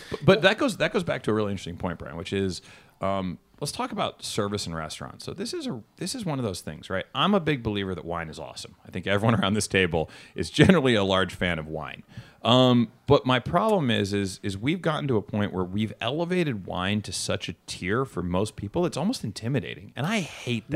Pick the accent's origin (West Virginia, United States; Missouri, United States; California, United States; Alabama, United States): California, United States; Bay Area; I'm from the Bay Area